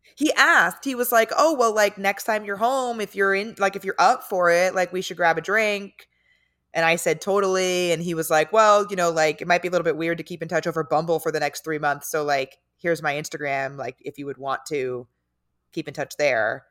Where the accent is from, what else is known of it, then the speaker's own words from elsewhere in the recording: San Diego, California, United States; moved away; I'm from San Diego